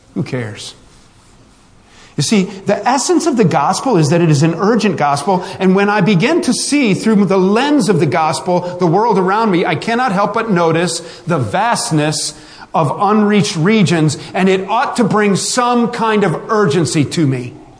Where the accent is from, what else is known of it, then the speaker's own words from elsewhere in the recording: West Virginia, United States; We're all from West Virginia. We're family